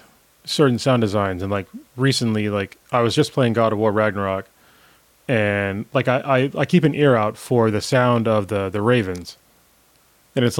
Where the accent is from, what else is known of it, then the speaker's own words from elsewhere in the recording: Newark, California, United States; I grew up in Newark